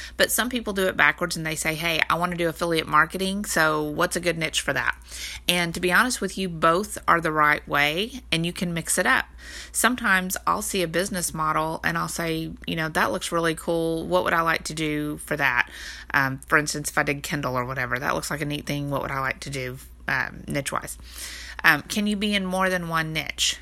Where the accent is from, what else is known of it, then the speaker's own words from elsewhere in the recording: Texas, United States; I'm from Texas